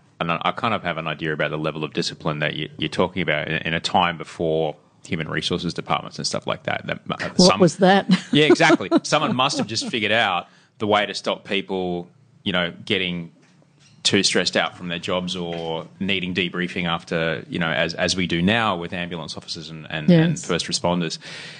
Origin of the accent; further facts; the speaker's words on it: Brisbane, Queensland, Australia; I grew up in Brisbane and my dad transferred to the RBH in 1979.